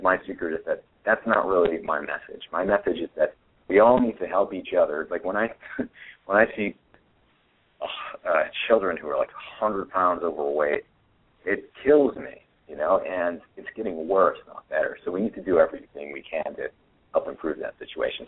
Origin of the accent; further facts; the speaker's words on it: New Hampshire, United States; now in Austin, United States; I grew up in New Hampshire